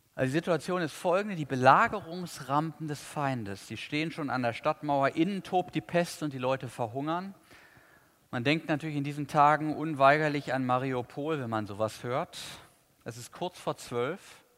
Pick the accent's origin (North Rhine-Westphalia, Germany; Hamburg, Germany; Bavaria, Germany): North Rhine-Westphalia, Germany; Cologne; Ich weiß als Kölner